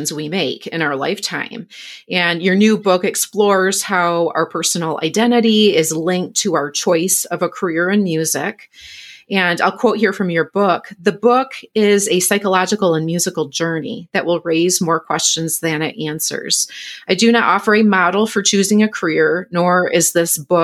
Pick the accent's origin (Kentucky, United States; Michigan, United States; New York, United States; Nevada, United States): Michigan, United States; moved away; my home state of Michigan